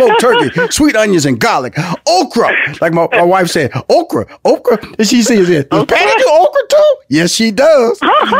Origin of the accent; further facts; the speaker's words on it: Houston, Texas, United States; I'm from Houston, Texas, and a country boy.